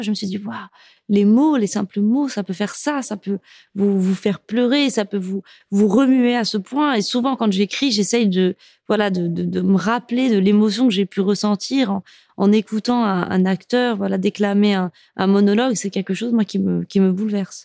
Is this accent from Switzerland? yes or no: no; Morocco; also born or lived in France; je suis marocaine